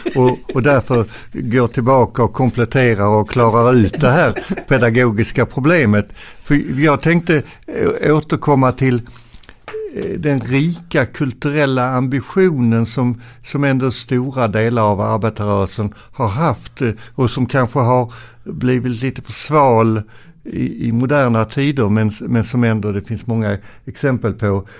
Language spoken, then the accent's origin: Swedish; Arlöv, Skåne, Sweden; also born or lived in Ven / Landskrona; jag är ju född på Ven och sen så flyttade vi via Landskrona sen min mamma jobbade på Sockerbolagets raffinaderi i Arlöv